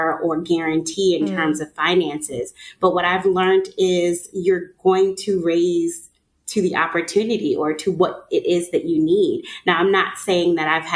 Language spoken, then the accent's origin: English; New York, United States; now in Atlanta, United States; I'm from New York.